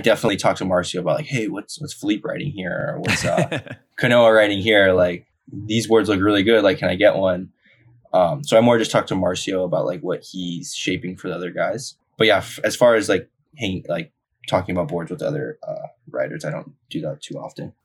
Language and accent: English; Haleiwa, Hawaii, United States; I was born and raised on the North Shore